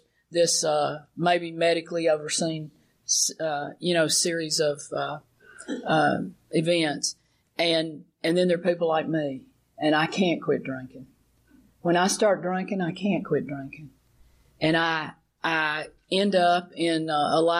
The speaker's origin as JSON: {"language": "English", "region": "Alabama", "country": "United States", "tie": "born or raised there", "said": "I'm growing up in Alabama"}